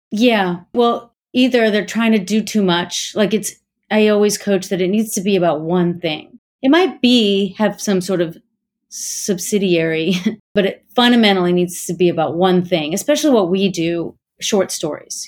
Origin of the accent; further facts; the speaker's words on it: Gaithersburg, Maryland, United States; I'm from Gaithersburg, Maryland